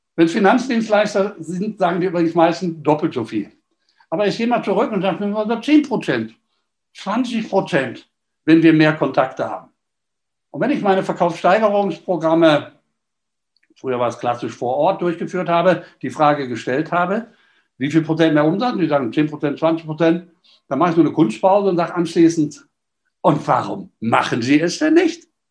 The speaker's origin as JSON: {"language": "German", "town": "Düsseldorf", "region": "North Rhine-Westphalia", "country": "Germany", "said": "als Düsseldorfer"}